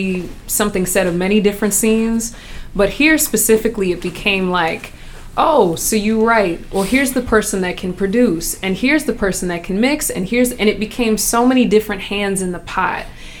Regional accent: Chicago, Illinois, United States; now in Minnesota, United States; I'm born, you know, I'm from Chicago.

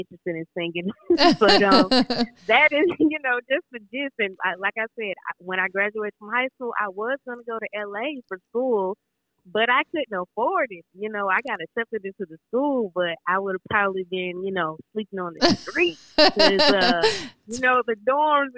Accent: Augusta, Georgia, United States; moved away as an adult; also born or lived in St. Paul, Minnesota; I'm originally from Augusta, Georgia, but I went to school in St. Paul, Minnesota at the McNally Smith College of Music

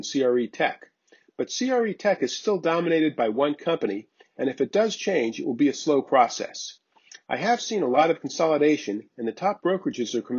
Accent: South Florida, United States; I grew up in South Florida

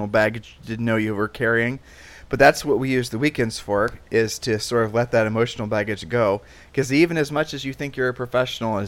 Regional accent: Columbus, Ohio, United States; moved away as an adult; You and I grew up in Columbus, Ohio

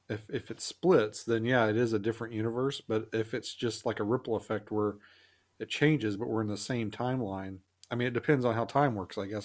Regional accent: the South, United States; I grew up in the South

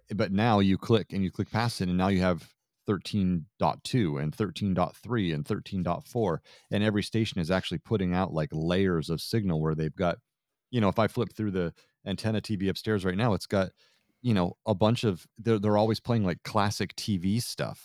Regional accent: Vermont, United States; I grew up in Vermont

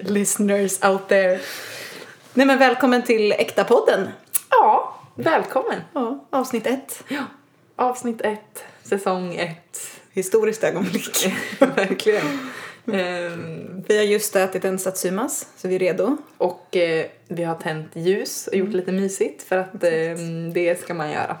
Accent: United States; also born or lived in Sweden; I'm American.

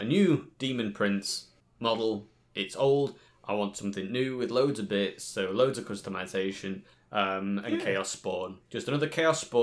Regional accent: Yorkshire and the Humber, United Kingdom; I'm from Yorkshire.

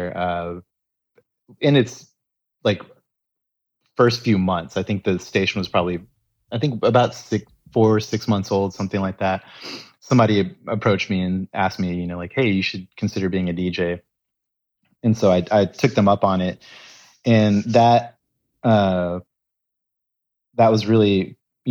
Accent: Texas, United States; I grew up in Texas

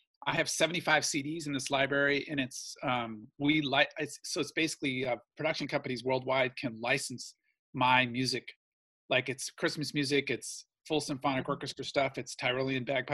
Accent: Ann Arbor, Michigan, United States; now in Los Angeles, United States; I grew up in Ann Arbor, Michigan, where the university is

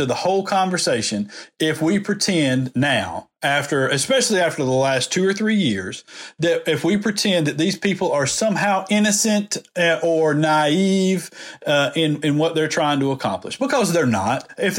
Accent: the South, United States; this is my heritage. I'm from the South.

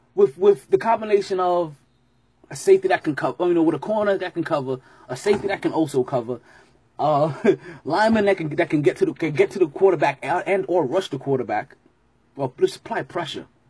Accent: New York City, New York, United States; I'm from '80s Brooklyn

